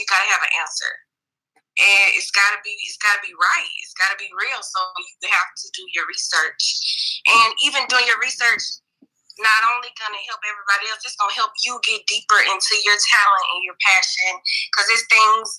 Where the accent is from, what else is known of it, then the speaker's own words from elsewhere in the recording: Mobile, Alabama, United States; I'm from Mobile, Alabama.